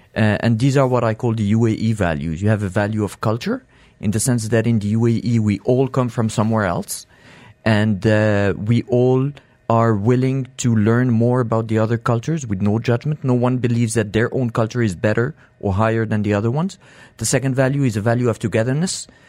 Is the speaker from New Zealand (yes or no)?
no; Morocco; accent: French; now in United Arab Emirates; I'm from Morocco